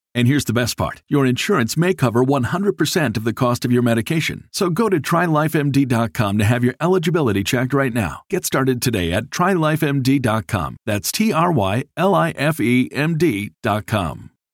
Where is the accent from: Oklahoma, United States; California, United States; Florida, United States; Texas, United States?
California, United States; I'm a Californian.